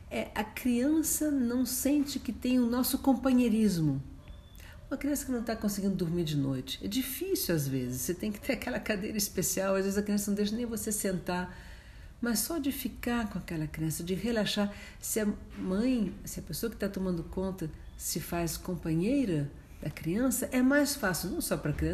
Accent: New York, United States; born there; Quando eu nasci em Nova York, o Dr. Spock era o grande responsável por esse tipo de atitude.

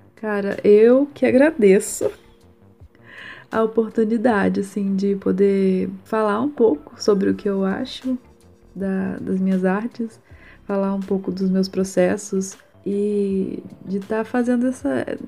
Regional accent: Juiz de Fora, Minas Gerais, Brazil; eu sou de Juiz de Fora, Minas Gerais.

